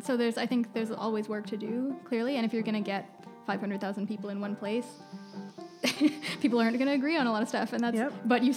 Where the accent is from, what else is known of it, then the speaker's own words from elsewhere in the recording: West Coast, United States; especially growing up on the West Coast, everyone is an environmentalist.